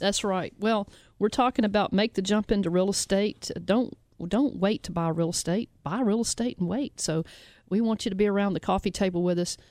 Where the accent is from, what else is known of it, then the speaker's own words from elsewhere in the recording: Memphis, Tennessee, United States; we broadcast out of Memphis. We're from Memphis